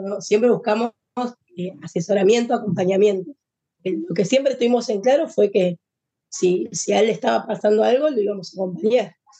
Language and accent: Spanish; Buenos Aires, Argentina; Nosotros somos de Argentina, de Buenos Aires